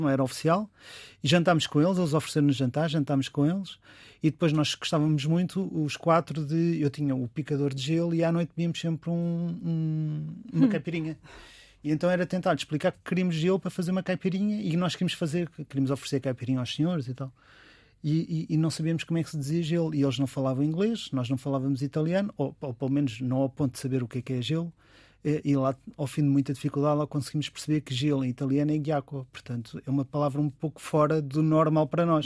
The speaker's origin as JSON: {"language": "Portuguese", "country": "Portugal", "said": "como os portugueses que somos"}